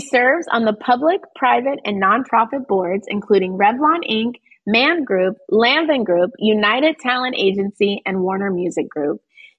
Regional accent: Germany; born there; also born or lived in New York, United States; my parents were in the military. I was born in Germany.

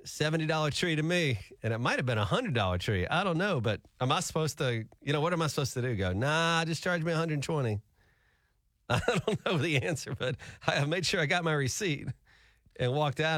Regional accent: Alabama, United States; now in Tulsa, United States; in our state, we grew up in Alabama

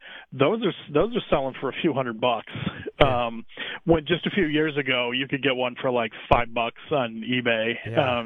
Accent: Cleveland, Ohio, United States; I'm from Cleveland

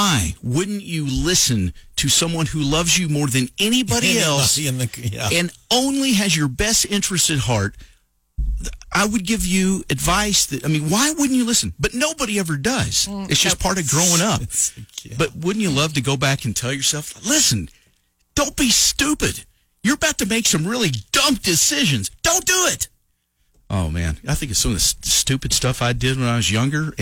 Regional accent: Lovington, New Mexico, United States; people that I went to school with that I'd known, you know, growing up in Lovington

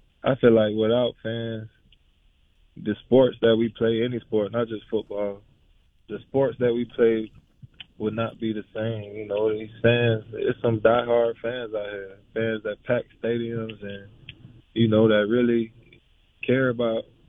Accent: Tampa, Florida, United States; moved away as an adult; also born or lived in Gainesville, Florida; now in Cincinnati, United States; Born and raised in Tampa, and then went to Gainesville

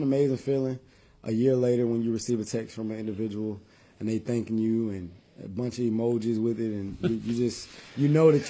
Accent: Phenix City, Alabama, United States; So I'm born and raised in Phenix City, Alabama.

